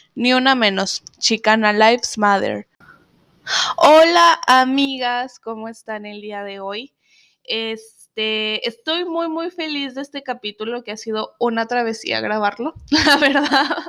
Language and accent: Spanish; Zacatecas, Mexico; now in United States; somos de Zacatecas